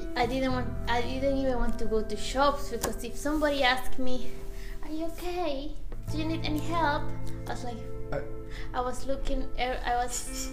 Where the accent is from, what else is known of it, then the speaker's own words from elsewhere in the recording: Venezuela; English is a second language; moved away as an adult; now in Dublin, Ireland; From Venezuela.